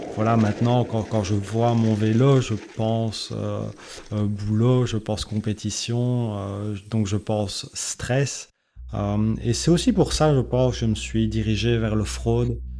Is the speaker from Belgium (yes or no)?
yes; Belgium; je suis originaire de la Belgique